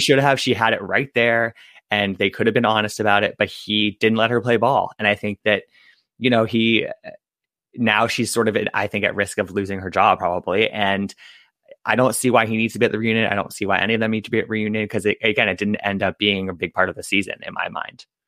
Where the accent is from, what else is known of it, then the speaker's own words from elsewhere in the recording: East Coast, United States; also born or lived in Michigan; I'm from the East Coast